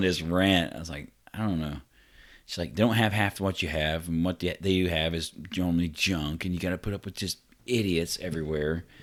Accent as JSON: {"language": "English", "town": "Vincennes", "region": "Indiana", "country": "United States", "tie": "born or raised there", "said": "I grew up in Vincennes, so, I mean, it wasn't quite like Evansville"}